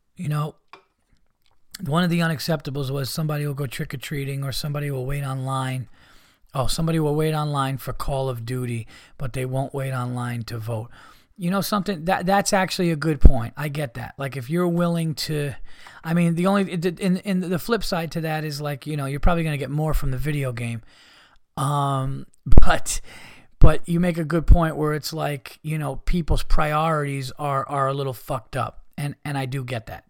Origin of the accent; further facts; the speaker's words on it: United States; as an American